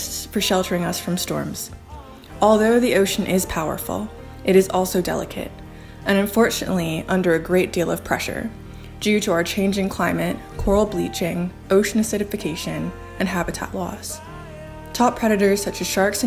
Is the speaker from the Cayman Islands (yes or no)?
yes; Cayman Islands; Originally, I'm from the Cayman Islands